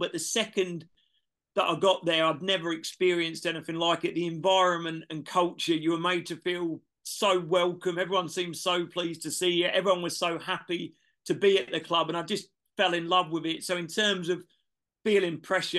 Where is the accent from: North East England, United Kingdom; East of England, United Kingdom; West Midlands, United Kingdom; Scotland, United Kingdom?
East of England, United Kingdom; Cambridgeshire; So I grew up in Cambridgeshire. So a little village in Cambridge